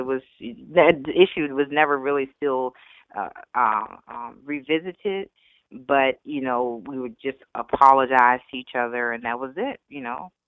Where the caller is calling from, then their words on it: Virginia, United States; I'm calling from Virginia, Virginia